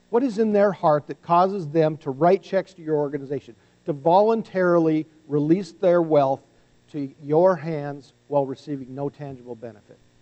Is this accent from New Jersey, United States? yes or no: no; North Dakota, United States; we're both from North Dakota